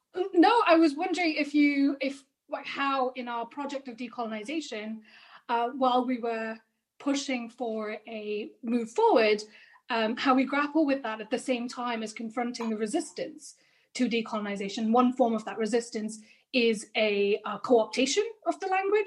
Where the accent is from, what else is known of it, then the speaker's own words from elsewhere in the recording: India; I'm Indian